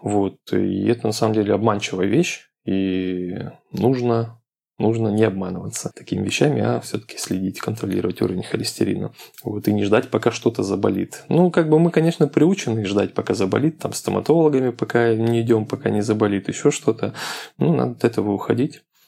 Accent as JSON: {"language": "Russian", "town": "Krasnoyarsk", "region": "Krasnoyarsk Krai", "country": "Russia", "tie": "born or raised there", "moved": "yes", "lives_now": "Moscow, Russia", "said": "приезжаю в родной город из Москвы в Красноярск"}